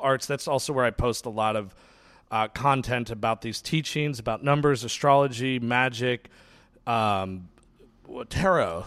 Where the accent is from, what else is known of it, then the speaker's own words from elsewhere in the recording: New York, United States; now in Los Angeles, United States; I was born in New York